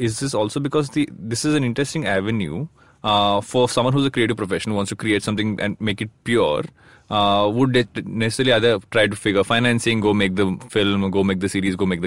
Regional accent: South India, India; I'm from the South

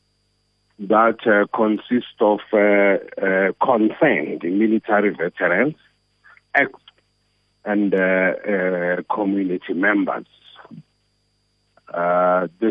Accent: South Africa; as a community member or as a citizen of South Africa or as a South African

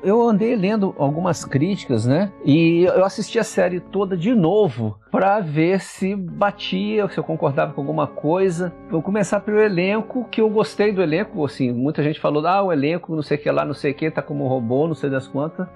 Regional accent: Volta Redonda, Rio de Janeiro, Brazil; eu cresci é, em Volta Redonda

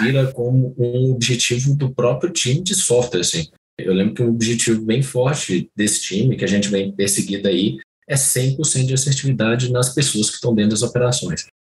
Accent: Itabira, Minas Gerais, Brazil; foi na minha cidade natal, né? Eu sou de Tabira

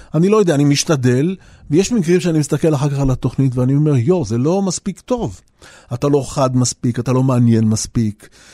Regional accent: Jaffa, Tel Aviv District, Israel

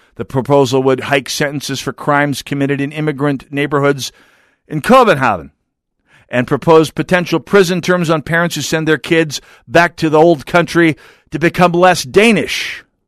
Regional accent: United States; As an American

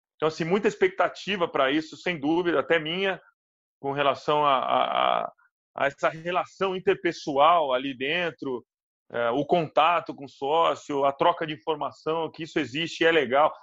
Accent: Minas Gerais, Brazil; como bom mineirinho

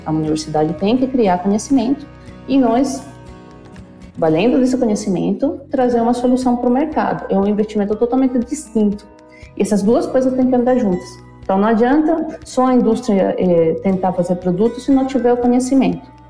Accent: Venezuela; Portuguese is a second language; moved away as an adult; now in Brazil; eu sou nascida na Venezuela, é, eu vim para o Brasil em 2000, me formei como bióloga na Venezuela

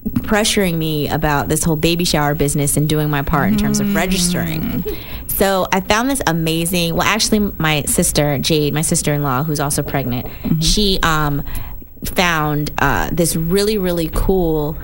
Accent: Irvington, New Jersey, United States; also born or lived in Piscataway, New Jersey; I'm from Jersey. Oh. Grew up in, you know, Irvington, North New Jersey area. Then I moved to Piscataway

